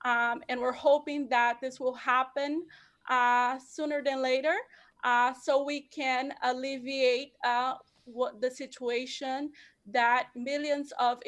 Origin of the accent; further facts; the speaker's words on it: San Francisco, California, United States; I myself, I grew up in San Francisco. I'm an American in every way except status.